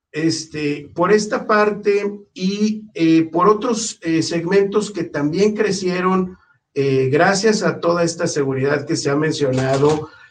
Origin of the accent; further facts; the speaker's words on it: Mexico City, Mexico; moved away; yo soy del DF y tengo ya muchos años en el norte del país